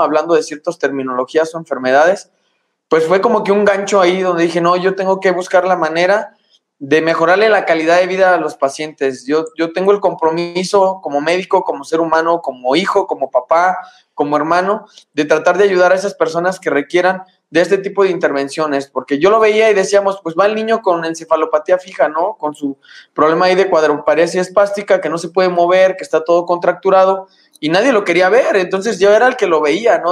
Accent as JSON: {"language": "Spanish", "town": "Morelia", "region": "Michoacán", "country": "Mexico", "moved": "as an adult", "lives_now": "Guanajuato, Mexico", "said": "de donde soy, que es Morelia, Michoacán"}